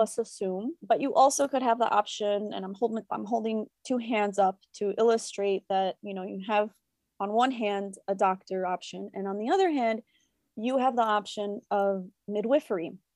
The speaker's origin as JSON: {"language": "English", "town": "Chicago", "region": "Illinois", "country": "United States", "tie": "born or raised there", "said": "I am a first generation Mexican-American born in Chicago. So, I grew up in La Villita, which is a predominantly Mexican neighborhood here in Chicago"}